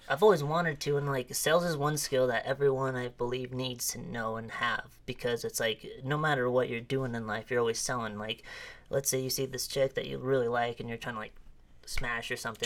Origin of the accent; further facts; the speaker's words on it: Arimo, Idaho, United States; I grew up not too far from here